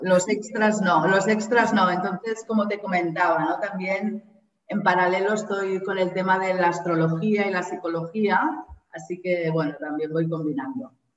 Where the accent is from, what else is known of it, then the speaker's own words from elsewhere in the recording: Barcelona, Catalonia, Spain; moved away as an adult; now in Kerala, India; soy de Barcelona, española, y, estoy viviendo en Kerala, en el sur de la India.